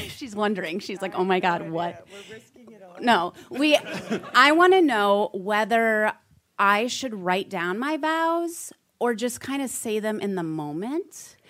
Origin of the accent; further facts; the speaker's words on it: Milwaukee, Wisconsin, United States; And we're actually here from Milwaukee to elope on Saturday.